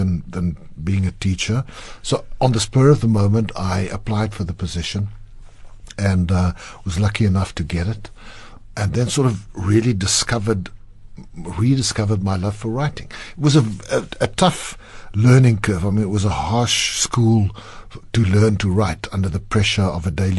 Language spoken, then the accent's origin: English; Klerksdorp, North West, South Africa; first language Afrikaans; English is a second language; I grew up in Klerksdorp in the Northwest Province